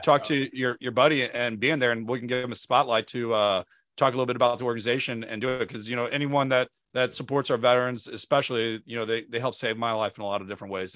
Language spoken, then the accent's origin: English; St. Louis, Missouri, United States; Saint Louis, Missouri, my hometown where I am from